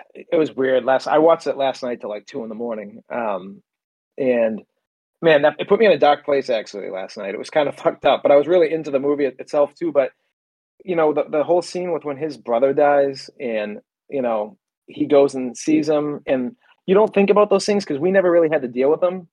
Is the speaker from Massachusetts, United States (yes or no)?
yes; Beverly, Massachusetts, United States; I grew up in Beverly